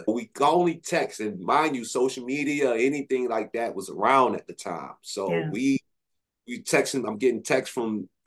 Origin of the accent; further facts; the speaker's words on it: New Orleans, Louisiana, United States; moved away as an adult; also born or lived in Atlanta, Georgia / Houston, Texas; all of the years I grew up in New Orleans